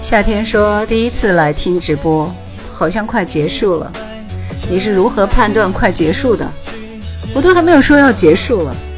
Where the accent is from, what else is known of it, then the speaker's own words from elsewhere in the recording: Hubei, China; 所有人都知道我是湖北的